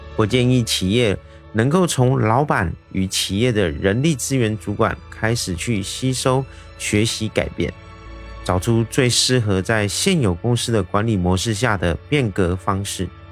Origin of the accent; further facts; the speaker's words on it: Taiwan; 我是一位来自台湾